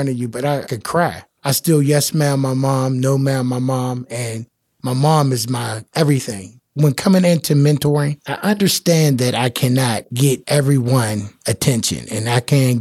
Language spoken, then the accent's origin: English; Pittsburgh, Pennsylvania, United States; also born or lived in Homewood, Pittsburgh; My childhood came up in Garfield. I moved from Homewood in 1973 to Garfield.